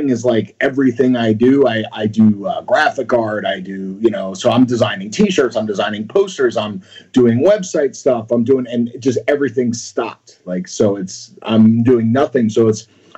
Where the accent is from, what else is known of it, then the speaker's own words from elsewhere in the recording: Florida, United States; moved away as an adult; also born or lived in New York; now in California, United States; I moved to Florida like most New Yorkers